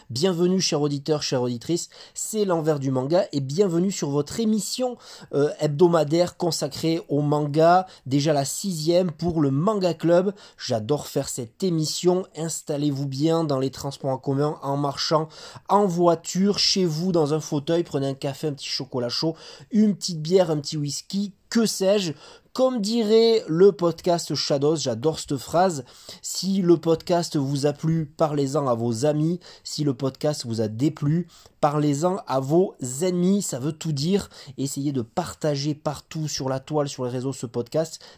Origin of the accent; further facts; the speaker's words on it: France; C'est 13 tomes actuellement au Japon, 7 Tom euh, chez nous en France.